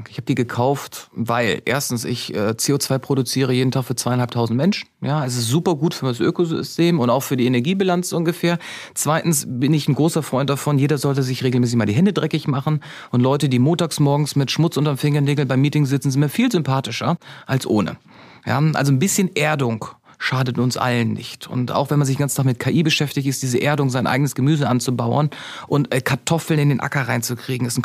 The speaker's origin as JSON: {"language": "German", "country": "Germany", "tie": "born or raised there", "said": "Und dass ich bin auf dem Land groß geworden, haben wir den Autoschlüssel im Auto stecken lassen."}